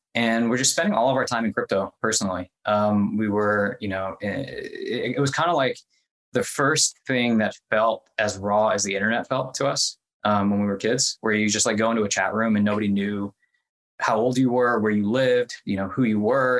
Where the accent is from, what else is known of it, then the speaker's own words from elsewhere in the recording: Midwest, United States; moved away as an adult; also born or lived in India / Kentucky / Ohio; I grew up, I was born in India. I grew up mostly in the Midwest, like Kentucky and Ohio